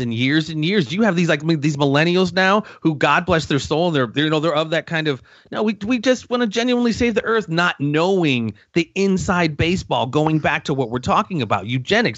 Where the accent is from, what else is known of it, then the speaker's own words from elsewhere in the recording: Davenport, Iowa, United States; moved away; I was raised in Davenport, Iowa, not far where Pat is now.